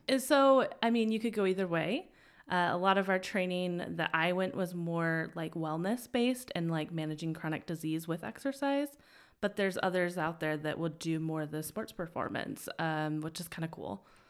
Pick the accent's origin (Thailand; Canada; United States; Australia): United States; Twin Falls, Idaho; also born or lived in Utah / Boise; I'm actually from Idaho. Yeah. So Um, small town in the middle of nowhere near South Central Idaho, Twin Falls area.